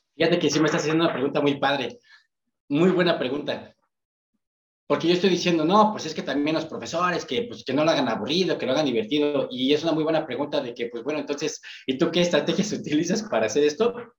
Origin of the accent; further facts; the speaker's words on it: Ecatepec, State of Mexico, Mexico; yo soy de Catepec